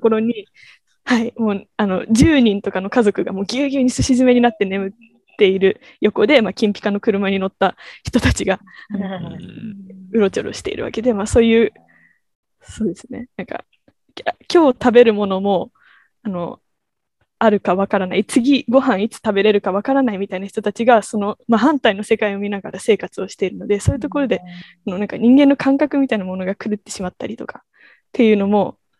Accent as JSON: {"language": "Japanese", "region": "Tokyo", "country": "Japan", "said": "私が、えっと、東京から来たっていうと中国だと思われたり"}